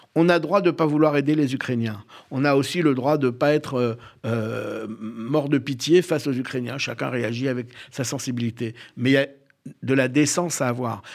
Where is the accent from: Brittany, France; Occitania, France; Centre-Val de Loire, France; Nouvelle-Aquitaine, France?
Nouvelle-Aquitaine, France; Bordeaux; je suis né en soixante-trois, à Bordeaux